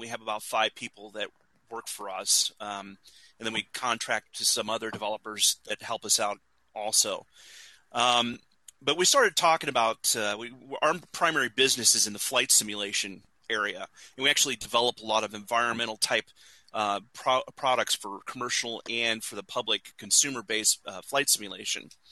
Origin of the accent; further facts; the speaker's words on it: Indiana, United States; I grew up in Indiana